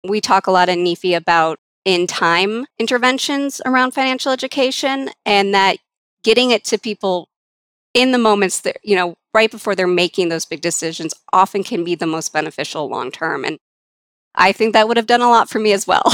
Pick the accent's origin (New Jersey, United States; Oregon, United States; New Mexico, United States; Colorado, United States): Colorado, United States; I grew up here in Colorado, so I did go to some Colorado schools